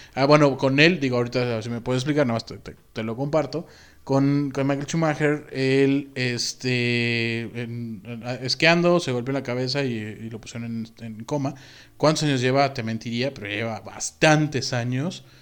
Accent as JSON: {"language": "Spanish", "region": "Mexico City", "country": "Mexico", "said": "Como buen chilango"}